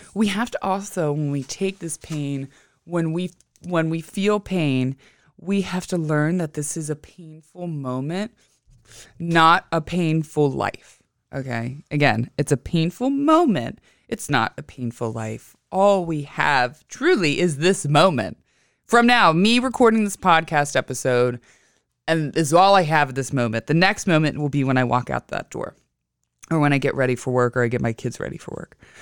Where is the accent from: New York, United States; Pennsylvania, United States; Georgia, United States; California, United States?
Pennsylvania, United States; Western; moved away as an adult; also born or lived in Pittsburgh; now in Philadelphia, United States; I went back to my hometown of Western P A. Believe it or not, I am a country girl